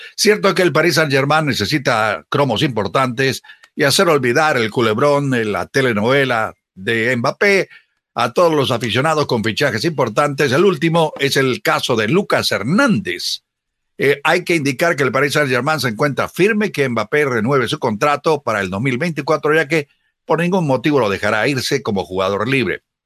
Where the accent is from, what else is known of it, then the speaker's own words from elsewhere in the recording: Chile; del mismo país donde yo nací